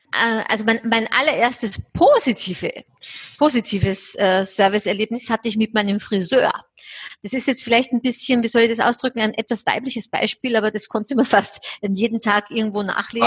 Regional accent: Austria; Ich bin ja Österreicherin

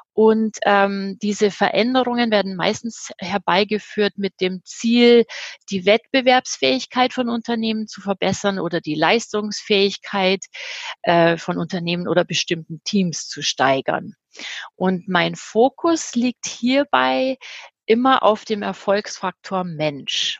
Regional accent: Germany; moved away; Ich bin Deutsche

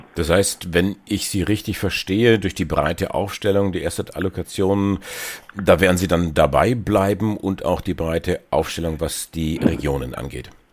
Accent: Germany; bei uns in Deutschland

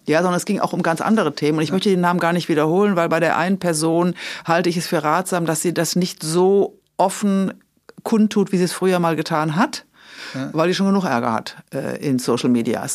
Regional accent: Rhineland, Germany; ich bin Rheinländerin

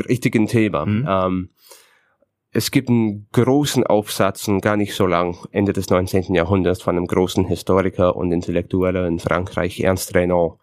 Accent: Canada; German is a second language; moved away as an adult; now in Berlin, Germany; ich bin Kanadier, ich bin geborener Kanadier, ich bin dort aufgewachsen, ich bin kultureller Kanadier

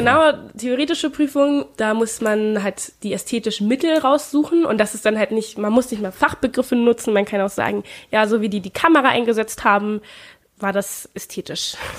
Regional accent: Germany; first language German; ich bin ja auch in Deutschland geboren

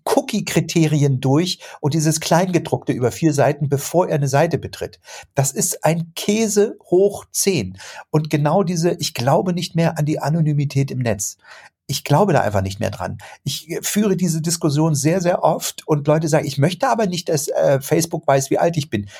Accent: Germany; wir in Deutschland

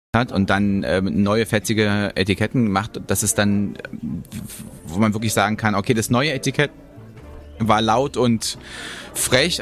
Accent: Germany; als Deutscher

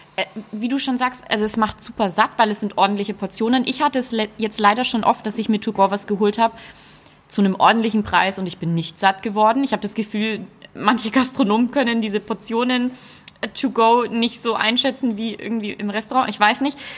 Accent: Nuremberg, Bavaria, Germany; ich bin ein waschechter Franke, ne? Ja, ja. Komm aus Nürnberg

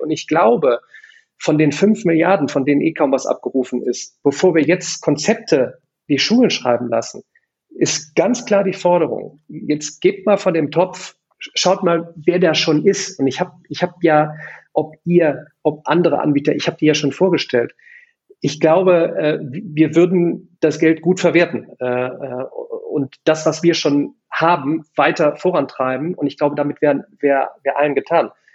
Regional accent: Remscheid, North Rhine-Westphalia, Germany; in der wunderschönen Stadt Remscheid, meiner Heimat.

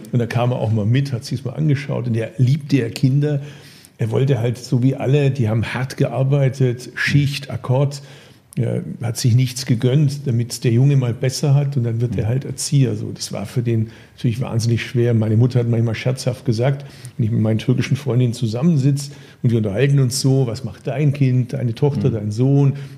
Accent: Bad Urach, Baden-Württemberg, Germany; von meinem Geburtsort Bad Urach

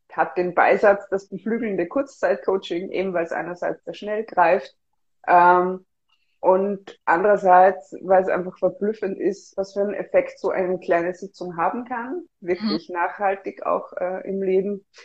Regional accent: Vienna, Austria; moved away as an adult; now in Berlin, Germany; Ich komme ursprünglich aus Wien. Ich lebe jetzt seit einem Jahr in Berlin.

